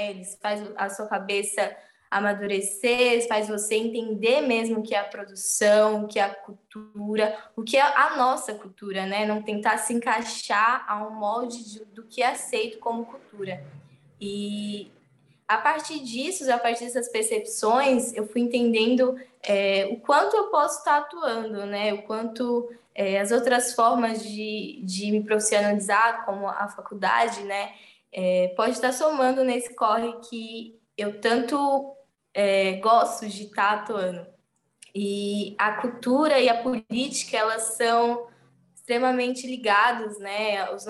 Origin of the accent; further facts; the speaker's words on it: São Paulo, Brazil; E a partir do momento que eu fui entendendo que a minha, na minha quebrada, no, no território, em Emelino Matarazzo, tem espaços que são tão potentes ou maior do que eu posso encontrar no centro